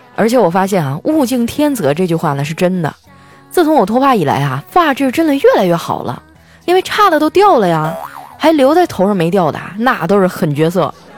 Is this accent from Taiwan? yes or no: no; Northeast China, China; 我是一东北人 我们东北人呢，就好搓澡